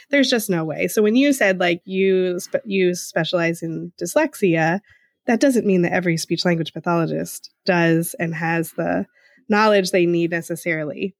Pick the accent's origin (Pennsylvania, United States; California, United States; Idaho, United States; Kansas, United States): Pennsylvania, United States; Eastern; accent: Eastern Pennsylvania; my Eastern Pennsylvania dialect